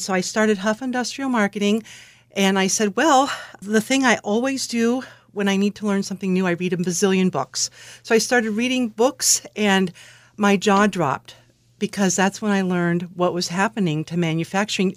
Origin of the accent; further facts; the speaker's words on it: Alameda, California, United States; moved away as an adult; I grew up in Alameda, California, which someone once described as a little island